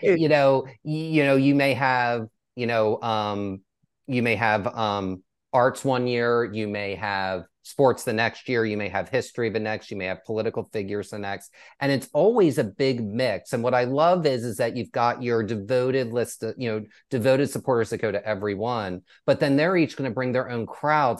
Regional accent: East Coast, United States; now in Texas, United States; I grew up on the East Coast

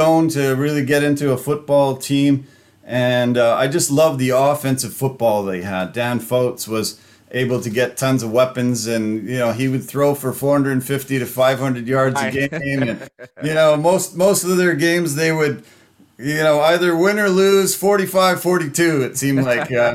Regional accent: Canada; being this Canadian kid from small towns

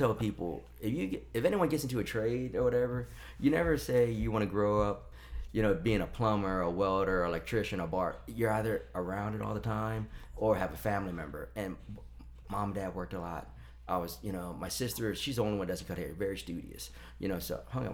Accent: Maryland, United States; now in Richmond, United States; growing up in Maryland

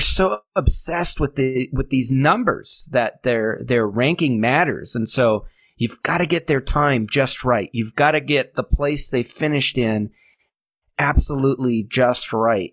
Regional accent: New Hampshire, United States; also born or lived in Manchester, New Hampshire; I grew up in New Hampshire

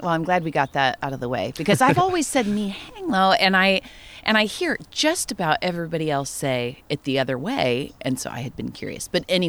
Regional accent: San Luis Obispo, California, United States; my hometown of San Luis Obispo

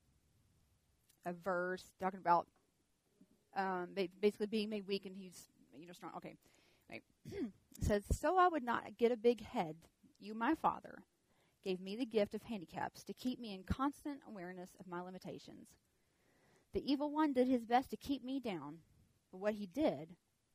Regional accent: the South, United States; accent: southern; my southern accent

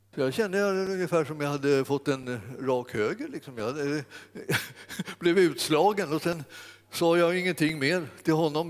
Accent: Stockholm, Stockholm County, Sweden; när jag växte upp eh, i Stockholm

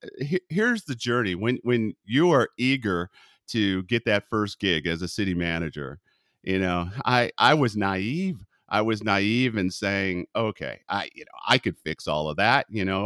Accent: Texas, United States; moved away; And imagine, I came from Texas to Northern California, the shock that I felt.

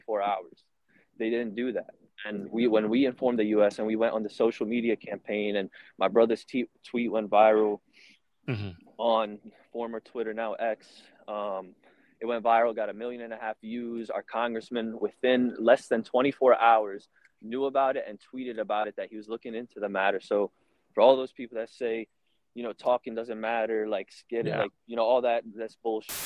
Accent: New Orleans, Louisiana, United States; I'm from New Orleans. We're born and raised

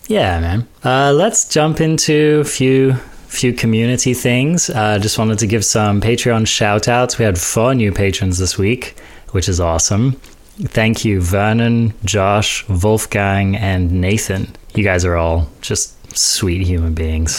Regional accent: United Kingdom; I'm British.

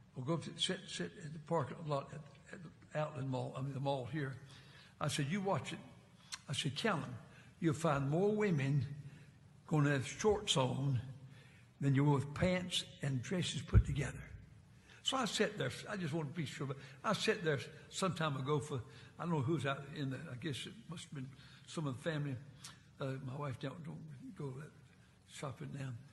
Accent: Martinsville, Virginia, United States; also born or lived in North Carolina; I was raised in Martinsville, Virginia

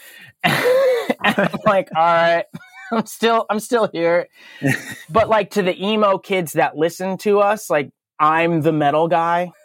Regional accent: Berlin, Connecticut, United States; I grew up in Connecticut, which I still live in Connecticut, but I grew up in a town called um, Berlin, which is the exact center of the state

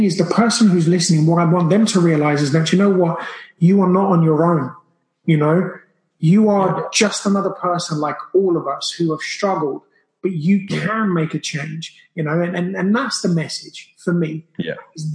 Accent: Brazil; now in United Kingdom; I grew up in Brazil, so I grew up with that kind of diet

